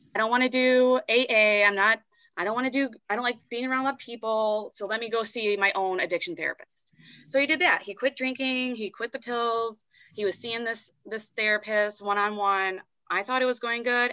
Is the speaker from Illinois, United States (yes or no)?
yes; Chicago, Illinois, United States; moved away as an adult; also born or lived in Indianapolis; I'm from Chicago